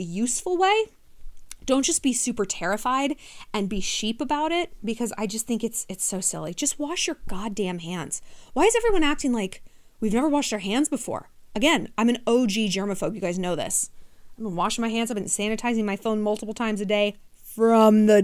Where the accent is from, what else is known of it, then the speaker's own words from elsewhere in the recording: New York City, New York, United States; as a New Yorker